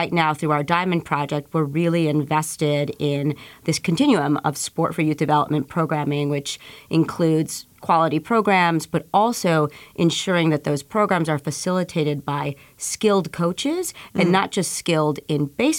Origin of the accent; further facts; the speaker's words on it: Chicago, Illinois, United States; at 7 years old, growing up in Pilsen